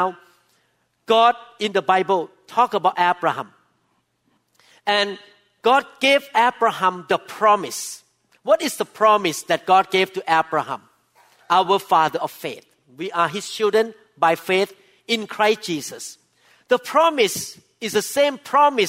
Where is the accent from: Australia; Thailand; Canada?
Thailand; now in United States; I'm Thai by birth